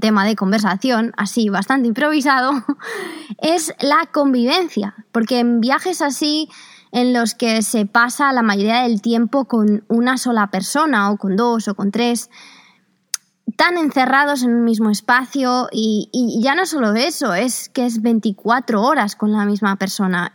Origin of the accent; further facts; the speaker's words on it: Spain; son españoles y españolas como yo